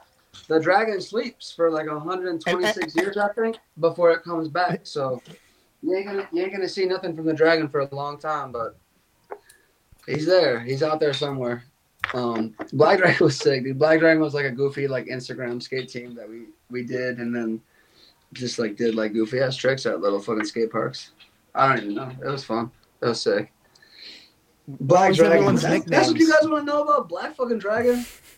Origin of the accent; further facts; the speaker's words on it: Israel; Because we're from like two like very different places.